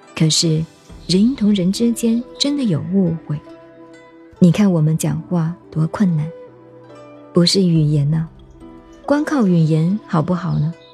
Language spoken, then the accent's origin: Chinese; China; 你我都是中国人，讲中国话给你听